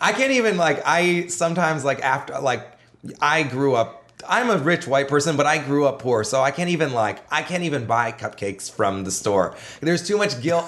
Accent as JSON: {"language": "English", "country": "Canada", "said": "I was a comedian from Canada"}